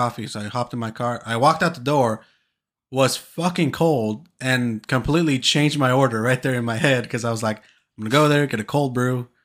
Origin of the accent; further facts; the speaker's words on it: California, United States; we're from California